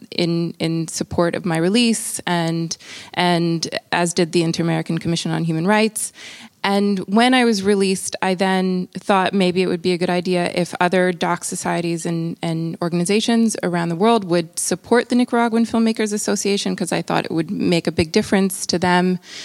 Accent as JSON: {"language": "English", "country": "Brazil", "said": "I'm also from Brazil"}